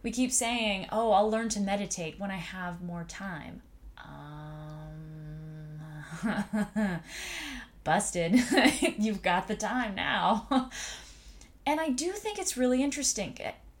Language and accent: English; United States; I was born here in America